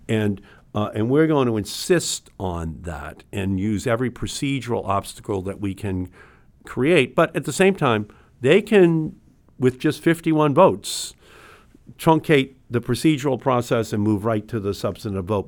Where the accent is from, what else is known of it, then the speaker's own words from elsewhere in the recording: Massachusetts, United States; We're from Massachusetts